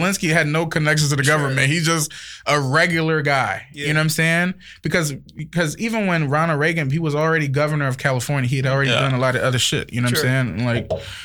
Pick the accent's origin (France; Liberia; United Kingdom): Liberia; accent: Liberian; now in United States; I'm African, so I've seen different sides of it. I'm from Liberia